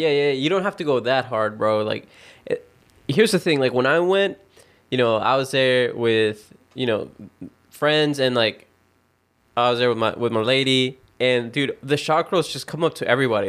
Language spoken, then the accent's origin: English; the Bible Belt, United States; we grew up in the Bible Belt